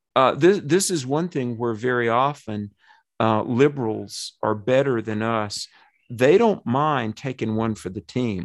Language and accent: English; Alamance County, North Carolina, United States; accent: southern; David and Clyde Albright and I, we grew up in Buffalo Presbyterian Church